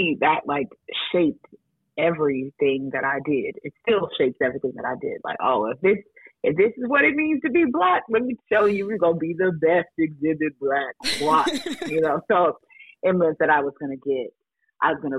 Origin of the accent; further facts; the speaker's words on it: Denver, Colorado, United States; we're from Denver